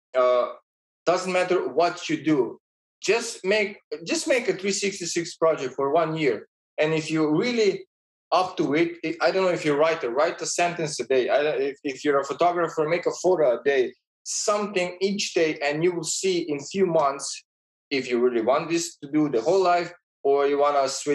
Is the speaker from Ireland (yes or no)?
no; Slovenia; born or raised there; moved away as an adult; also born or lived in Ljubljana, Slovenia; now in Vienna, Austria